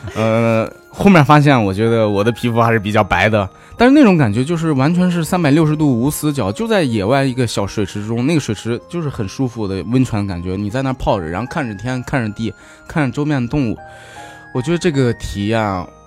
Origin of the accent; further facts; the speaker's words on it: Shanxi, China; moved away; 因为我家是山西的，河对面就是陕北，